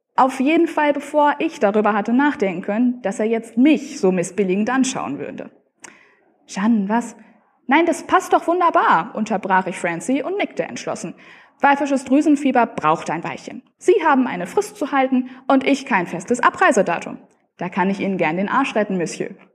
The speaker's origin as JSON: {"language": "German", "area": "near Münster", "region": "North Rhine-Westphalia", "country": "Germany", "said": "ich komme aus der Nähe von Münster"}